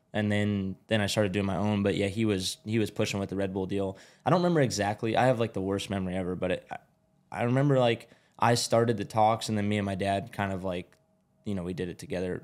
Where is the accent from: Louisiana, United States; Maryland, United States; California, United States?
California, United States; Glendale; moved away; also born or lived in Georgia; I was born in Glendale, which is where I'm living now